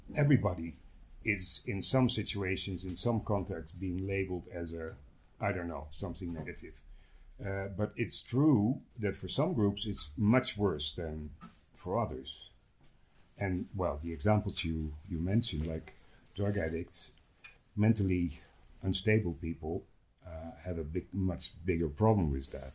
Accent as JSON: {"language": "English", "country": "Netherlands", "also_born_or_lived": "Amsterdam", "moved": "yes", "lives_now": "Mexico", "said": "I'm from the Netherlands."}